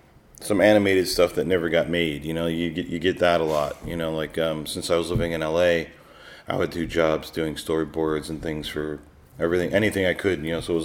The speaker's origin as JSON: {"language": "English", "town": "Detroit", "region": "Michigan", "country": "United States", "also_born_or_lived": "Texas", "said": "Yeah, I'm mostly from Detroit, which is in yes. northern, in Michigan. And then to the West Coast. And well, I was born in Texas."}